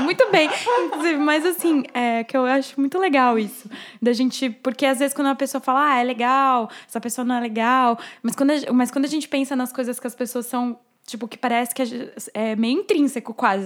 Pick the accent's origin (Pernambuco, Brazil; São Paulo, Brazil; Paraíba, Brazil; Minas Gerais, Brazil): São Paulo, Brazil; São Caetano do Sul; Eu nasci em São Paulo, mas eu vivi a minha vida toda em São Caetano do Sul, minha família é de lá